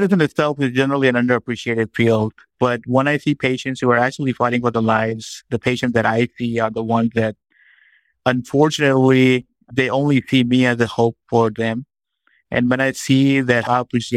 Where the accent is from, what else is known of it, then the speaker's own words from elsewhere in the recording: Pakistan; moved away as an adult; now in United States; I grew up in Pakistan. I was born there. And then I moved to the United States, where I pursued my training in medicine and in oncology.